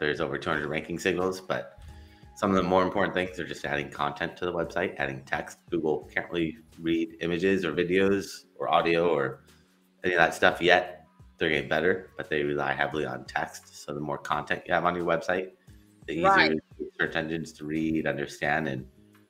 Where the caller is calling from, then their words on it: Los Angeles, California, United States; I'm in Los Angeles, California.